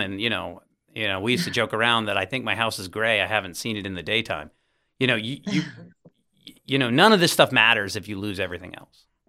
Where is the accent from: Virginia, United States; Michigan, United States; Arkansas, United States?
Virginia, United States; Virginia Beach; I grew up in Virginia Beach